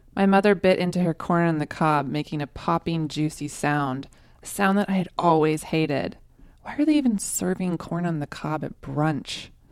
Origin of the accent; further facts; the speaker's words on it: Tulsa, Oklahoma, United States; moved away as an adult; also born or lived in Austin, Texas; moved back to Tulsa, Oklahoma, my hometown